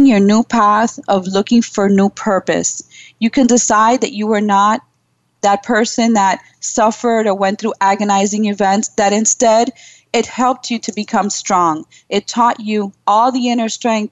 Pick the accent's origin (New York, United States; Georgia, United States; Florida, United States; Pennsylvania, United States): New York, United States; New York City; my parents are Cuban. I was born in Brooklyn, New York